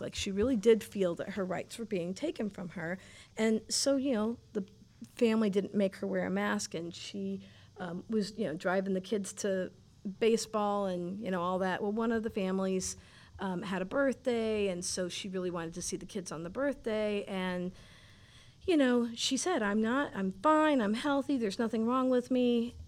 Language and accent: English; Fort Lauderdale, Florida, United States; I am from South Florida, Fort Lauderdale, Florida. Um, the water, the ocean, boats, canals, palm trees, salt, water, breezes, um, international people, wonderful food. Sunshine.